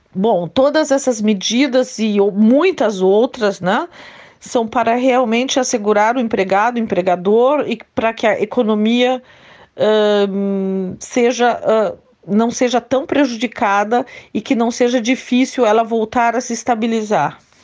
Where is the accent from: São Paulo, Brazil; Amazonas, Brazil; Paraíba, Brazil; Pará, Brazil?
São Paulo, Brazil; Ourinhos; moved away as an adult; now in Krefeld, Germany; Eu sou de Ourinhos, estado de São Paulo, moro na Alemanha há mais de 30 anos, aqui na cidade de Krefeld, perto de Düsseldorf